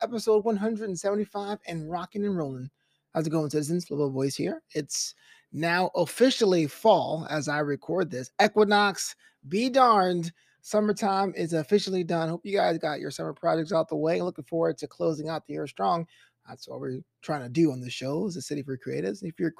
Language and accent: English; New York City, New York, United States; now in Los Angeles, United States; the old ancient name for my hometown, New York City